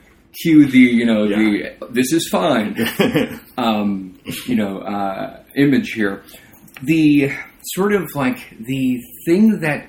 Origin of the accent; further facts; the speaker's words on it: Long Island, New York, United States; because I grew up on Long Island, and Newsday was my daily paper.